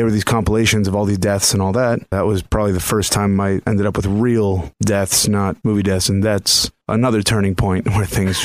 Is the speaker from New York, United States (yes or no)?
no; Miami, Florida, United States; moved away; also born or lived in San Francisco; I grew up in Miami